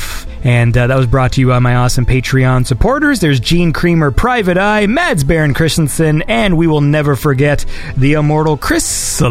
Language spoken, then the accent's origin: English; Canada; I'm Canadian.